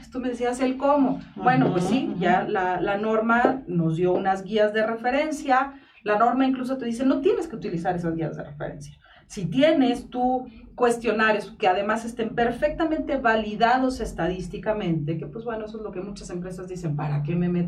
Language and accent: Spanish; Mexico; y como buenos mexicanos que somos, dejamos todo para el último.